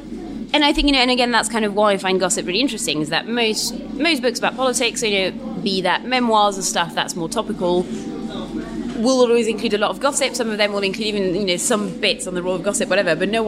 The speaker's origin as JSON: {"language": "English", "region": "London", "country": "United Kingdom", "said": "And I kind of live up the road anyway, so I'm South Londoner."}